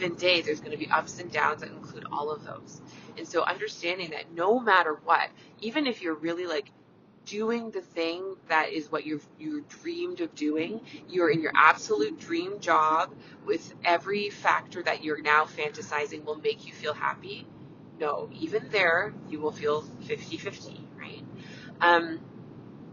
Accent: Canada; I'm a Canadian family physician

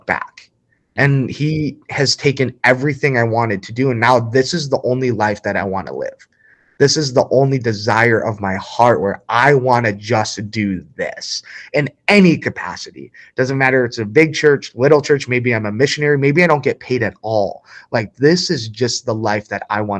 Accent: New Baltimore, Michigan, United States; I grew up obviously in Macomb County in a little town called New Baltimore, Michigan.

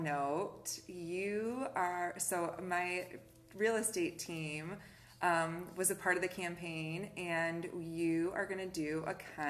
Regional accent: Kalamazoo, Michigan, United States; I'm from Kalamazoo. I'm born and raised here. I've lived here my whole life.

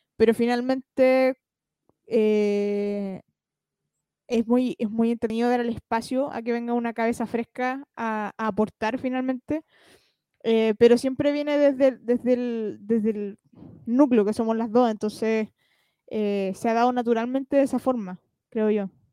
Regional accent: Chile; como chilenos

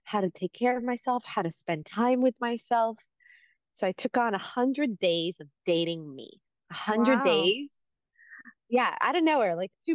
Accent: East Coast, United States; moved away as an adult; also born or lived in New York City; now in California, United States; growing up on the East Coast

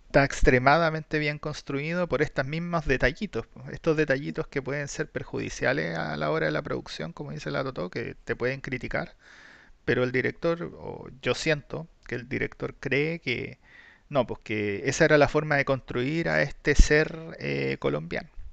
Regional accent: Chile

